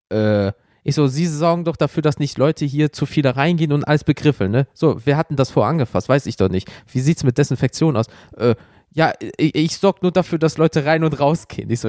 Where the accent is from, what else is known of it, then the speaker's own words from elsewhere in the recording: Germany; zumindest bei uns in Deutschland, ich weiß nicht, ob es bei euch in Österreich auch so war